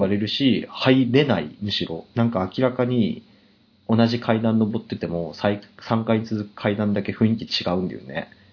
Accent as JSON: {"language": "Japanese", "region": "Hokkaido", "country": "Japan", "tie": "born or raised there", "moved": "yes", "said": "うち、地元。北海道のほんとトップクラスに雪がすごくて。"}